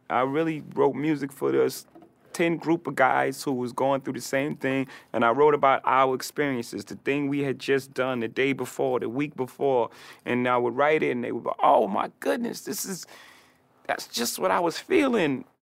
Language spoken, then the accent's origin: English; Brooklyn, New York, United States; I'm a kid from Marcy Projects from Brooklyn, so it made me exactly who I am.